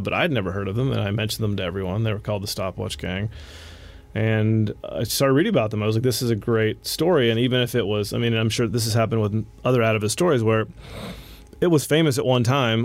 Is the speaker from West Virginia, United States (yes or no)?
yes; West Virginia, United States; I grew up in West Virginia